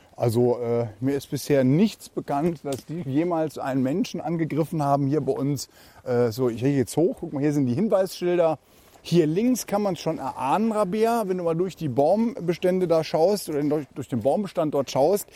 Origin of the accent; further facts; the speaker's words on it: Saarland, Germany; hier bei uns im Saarland